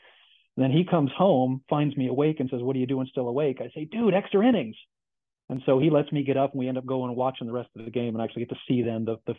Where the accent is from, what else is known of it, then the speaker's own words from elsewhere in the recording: Seattle, Washington, United States; moved away as an adult; also born or lived in Oregon / San Francisco Bay Area; now in Ithaca, United States; I grew up in Seattle, born and raised there, lived there until I went away to college in Oregon, even moved back there for a few years afterwards.